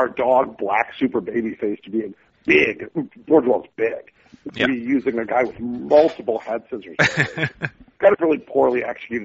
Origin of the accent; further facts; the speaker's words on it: Oakland, California, United States; my hometown of Oakland, California